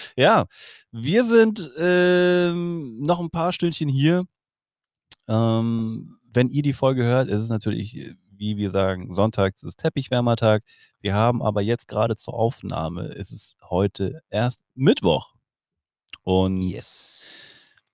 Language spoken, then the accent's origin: German; Germany; also born or lived in Hamburg; bei uns in Deutschland